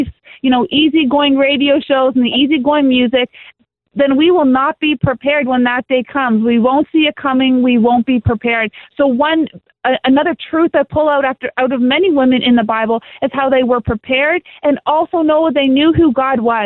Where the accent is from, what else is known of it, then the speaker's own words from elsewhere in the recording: Canada; I'm a Canadian